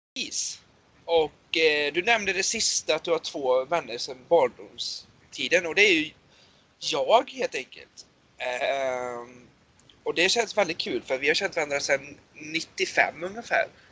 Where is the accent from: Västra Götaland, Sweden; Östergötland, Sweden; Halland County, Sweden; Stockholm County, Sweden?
Västra Götaland, Sweden; Borås; Jag är född och uppväxt i Borås.